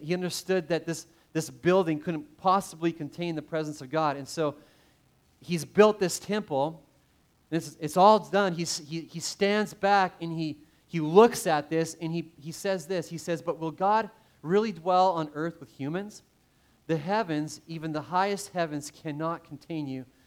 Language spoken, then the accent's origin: English; Canada; growing up in Canada, played a lot of hockey